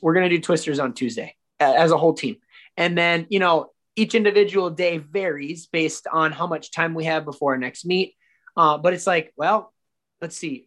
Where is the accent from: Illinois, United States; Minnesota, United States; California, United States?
Minnesota, United States; I'm from Minnesota and I went to St. Cloud State University